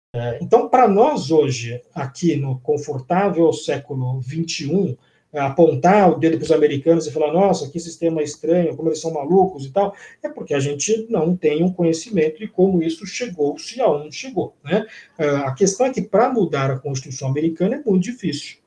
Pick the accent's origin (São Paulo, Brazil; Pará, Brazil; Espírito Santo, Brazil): São Paulo, Brazil; eu sou de São Paulo